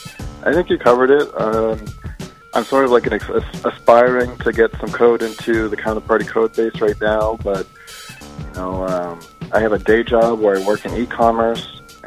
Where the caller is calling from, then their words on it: Brooklyn, New York, United States; I'm located in Brooklyn.